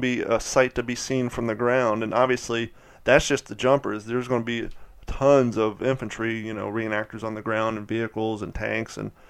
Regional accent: Columbus, Ohio, United States; I'm from Columbus

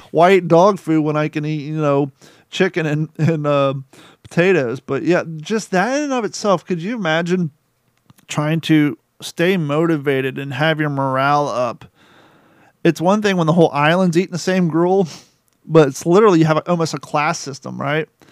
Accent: Rickenbacker Air Force Base, Ohio, United States; Growing up in Ohio in Rickenbacker Air Force Base

